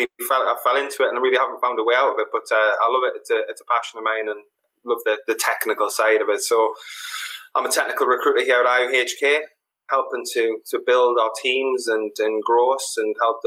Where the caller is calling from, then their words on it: Leinster, Ireland; I'm in Ireland.